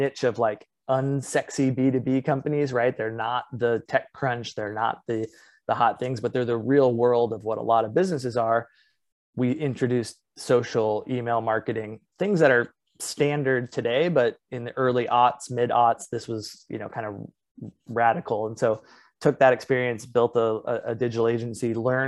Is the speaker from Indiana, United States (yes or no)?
yes; Indianapolis, Indiana, United States; moved away as an adult; also born or lived in Los Angeles, California / Iowa City, Iowa; now in San Diego, United States; I was born on the West Coast, but actually raised in the Midwest